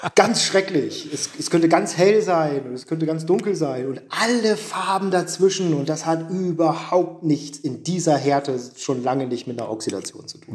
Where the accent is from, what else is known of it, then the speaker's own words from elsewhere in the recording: Oldenburg, Lower Saxony, Germany; moved away as an adult; now in Leipzig, Germany; ich komme nicht aus Friesland, und, mhm. aber Abitur und groß geworden in Oldenburg